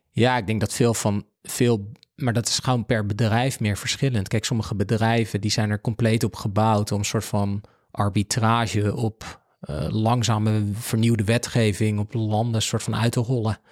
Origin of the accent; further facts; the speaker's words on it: Netherlands; we zijn als Nederlanders